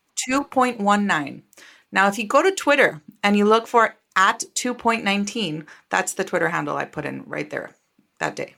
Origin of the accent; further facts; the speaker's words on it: Costa Rica; moved away as an adult; now in United States; I am from Costa Rica. I was born and raised in Costa Rica